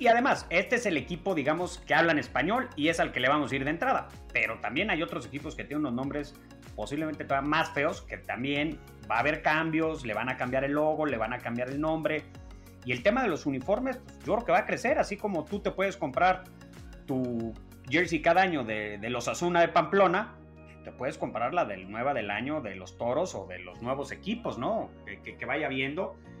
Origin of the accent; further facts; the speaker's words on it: Mexico; Somos los mexicanos aquellos que te dieron lata